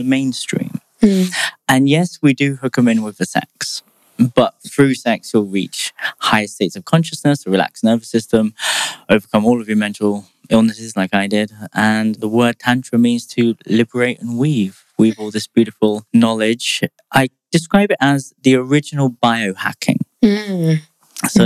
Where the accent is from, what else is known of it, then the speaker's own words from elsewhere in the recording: United Kingdom; I'm British